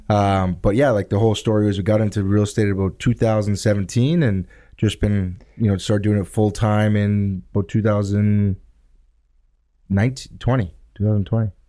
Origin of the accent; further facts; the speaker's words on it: Thunder Bay, Ontario, Canada; now in Southern Ontario, Canada; I grew up in Thunder Bay